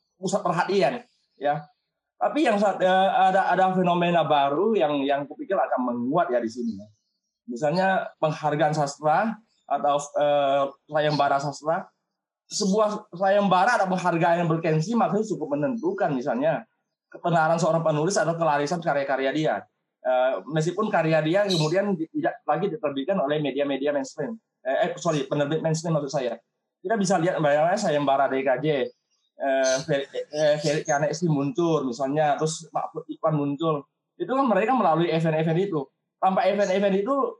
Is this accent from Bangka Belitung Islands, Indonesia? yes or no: yes; Bangka Belitung Islands, Indonesia; moved away as an adult; also born or lived in Yogyakarta; saya sebagai orang Bangka